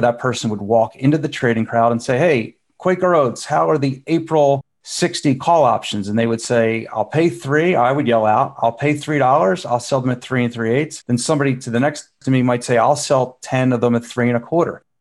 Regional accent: Philadelphia, Pennsylvania, United States; I grew up in Philadelphia in just sort of a middle class average neighborhood

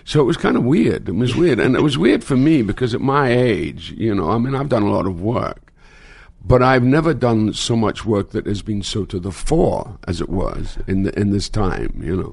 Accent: Scotland, United Kingdom; moved away as an adult; now in United States; I started in my hometown in Scotland

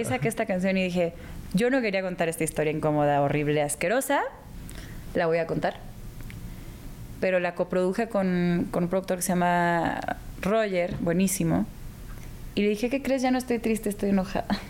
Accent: Guadalajara, Jalisco, Mexico; also born or lived in Houston, United States / Hermosillo, Mexico; yo me crié realmente. Estuve tres años en Hermosillo y luego el resto de mi infancia y adolescencia en Guadalajara

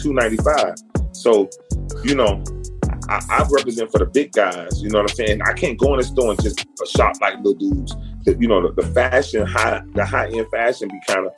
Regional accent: Miami, Florida, United States; also born or lived in Kansas City; I'm from Miami

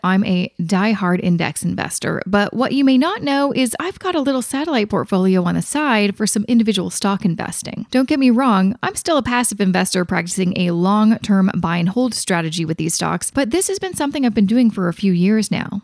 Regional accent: Vancouver, British Columbia, Canada; my hometown

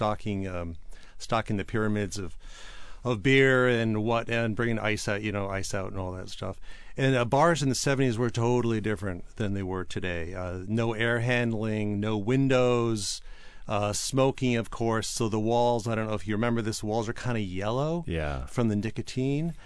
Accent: New York, United States; also born or lived in Boston; now in Seattle, United States; grew up in New York and then moved to Boston

